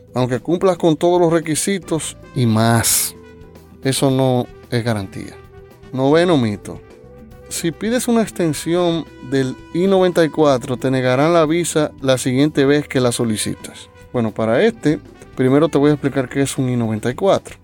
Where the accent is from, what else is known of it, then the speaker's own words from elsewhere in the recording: Dominican Republic; mi país, República Dominicana